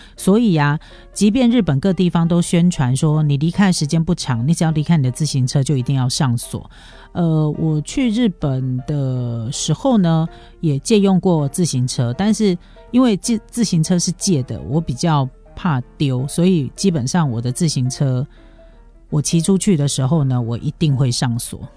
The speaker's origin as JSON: {"language": "Chinese", "country": "Taiwan", "said": "我们台湾人真的是非常好的， 就是非常好的一个民族欸"}